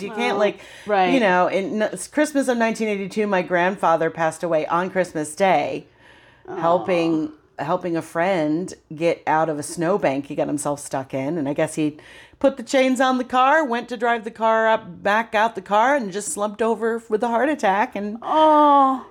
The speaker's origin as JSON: {"language": "English", "region": "upstate New York", "country": "United States", "moved": "yes", "lives_now": "California, United States", "said": "I'm from New York and the family was in New York, upstate"}